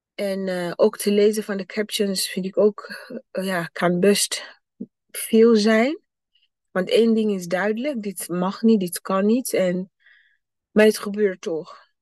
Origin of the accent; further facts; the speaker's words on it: Burundi; moved away; mijn thuisland, Burundi.